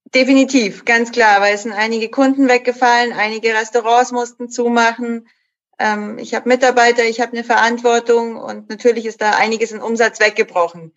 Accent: Munich, Bavaria, Germany; bin auch eine gebürtige Münchnerin

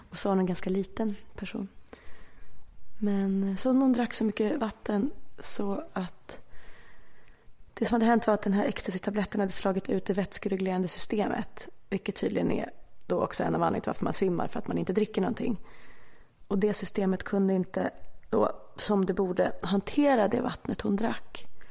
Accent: Stockholm, Stockholm County, Sweden; Aspis tills jag var... Ja, tills jag började i tvåan sen i Enskedeskolan. För då eh, separerade mina föräldrar så då bodde jag Aspudden och sen flyttade vi till Enskede

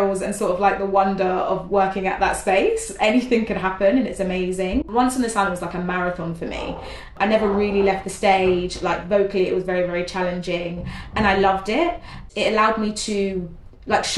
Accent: London, United Kingdom; I'm a North London girl, born and bred. I was born in Islington, near Finsbury Park. Sort of between Crouch End and Finsbury Park is where I grew up

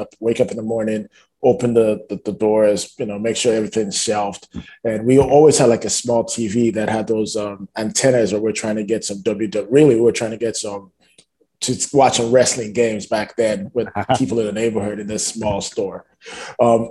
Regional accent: Nigeria; moved away as an adult; also born or lived in Toronto, Canada; now in Canada; So I only spent like the first 5 years of my life growing up in Toronto. Then I spent the next 15 to 17 years of my life growing up in Nigeria.

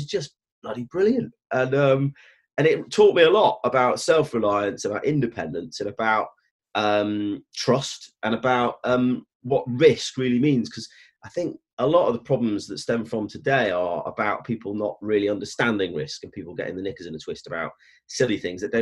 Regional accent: Stoke-on-Trent, West Midlands, United Kingdom; moved away as an adult; I grew up in Stoke-on-Trent in the early 80s

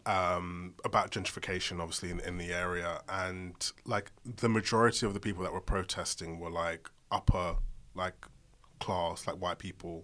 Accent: London, United Kingdom; I'm from Southeast London.

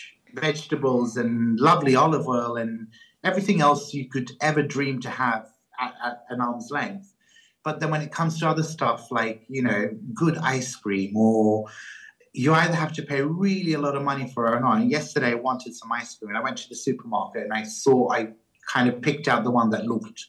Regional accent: Australia; moved away; I grew up in Australia

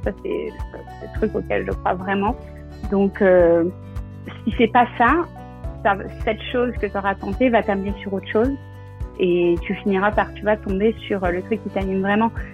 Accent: Normandy, France; moved away as an adult; also born or lived in Vernon / Perche / Rouen; now in New York, United States; je suis normande et euh, new-yorkaise depuis 6 ans

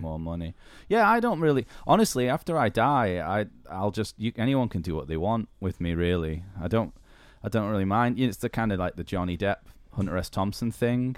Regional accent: the north of England, United Kingdom; moved away as an adult; now in Canada; being northern

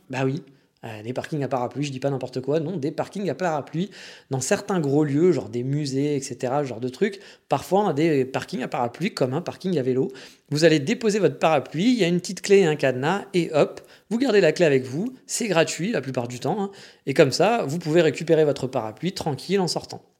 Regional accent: France; now in Japan; quand on est français

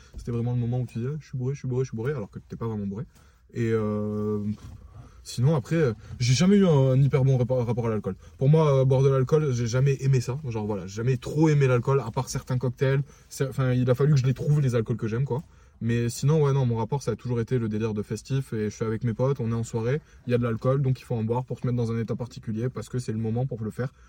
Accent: France; on est français

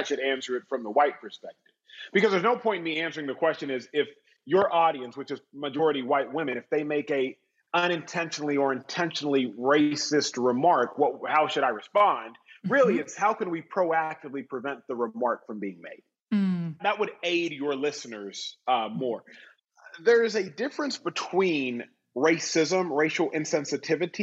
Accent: Austin, Texas, United States; I grew up in Austin, Texas

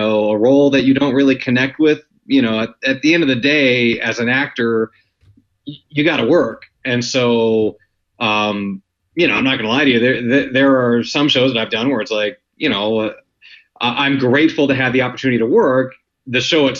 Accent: Wyoming, United States; now in Los Angeles, United States; I actually grew up in Wyoming

